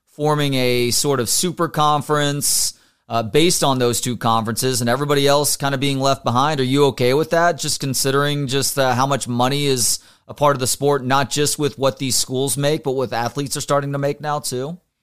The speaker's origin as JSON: {"language": "English", "area": "Dallas-Fort Worth area", "region": "Texas", "country": "United States", "tie": "born or raised there", "lives_now": "Austin, United States", "said": "grew up in the D F W area, went to school here in Austin"}